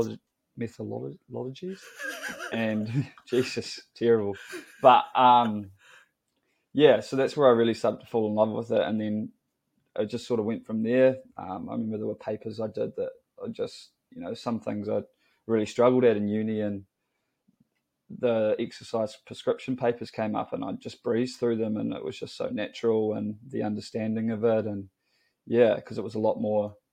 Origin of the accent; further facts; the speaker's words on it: Dunedin, Otago, New Zealand; moved away as an adult; now in Wellington, New Zealand; I'm from Dunedin, grew up in the mighty south, some may say.